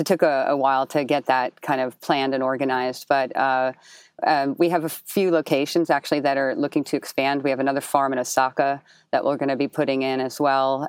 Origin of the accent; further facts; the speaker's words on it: Jersey City, New Jersey, United States; I was born and raised in Jersey City, so we sometimes call it, like, the, you know, the additional borough.